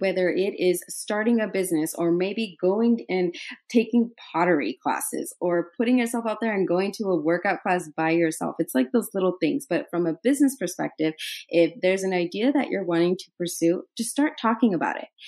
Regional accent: Idaho, United States; moved away as an adult; also born or lived in New York; I'm from Idaho

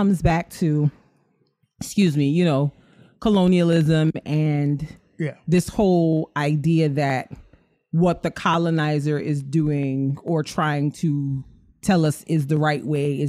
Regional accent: Barbados; growing up in Barbados

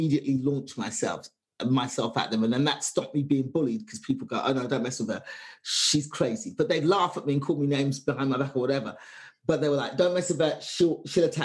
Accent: London, United Kingdom; born or raised there; moved away

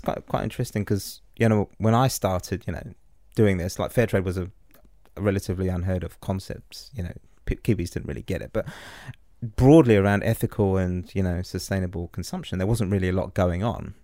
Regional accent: England, United Kingdom; moved away as an adult; now in New Zealand; being an English guy, you know, coming over here fifteen years ago

